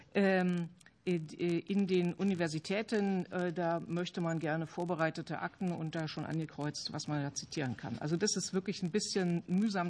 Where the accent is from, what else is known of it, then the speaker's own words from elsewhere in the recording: Halle, Saxony-Anhalt, Germany; in der Gegend, wo ich herkomme, ich komme aus Halle